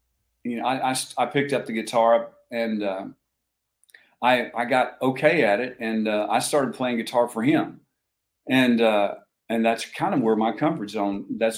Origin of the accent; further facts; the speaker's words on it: Oklahoma, United States; I grew up in Oklahoma.